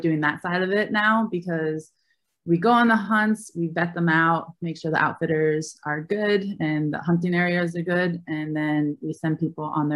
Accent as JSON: {"language": "English", "town": "Albany", "region": "New York", "country": "United States", "tie": "born or raised there", "said": "I grew up in Albany, New York"}